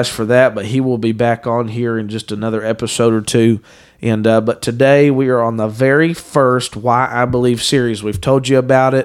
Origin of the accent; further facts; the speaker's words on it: Dayton, Ohio, United States; I was raised in Dayton, Ohio